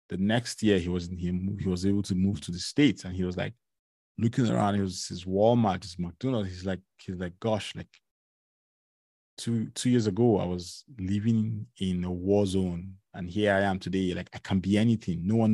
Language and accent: English; Lagos, Nigeria; now in Canada; I came from Lagos, Nigeria, where, you know, the weather is between 26, 27 degrees to like 31, 32, 33, you know?